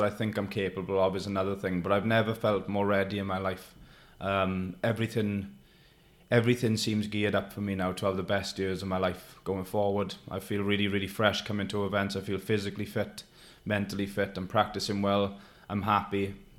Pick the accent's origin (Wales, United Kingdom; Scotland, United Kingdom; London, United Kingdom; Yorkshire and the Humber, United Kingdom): Wales, United Kingdom; Neath; I've got a little room in my hometown in Neath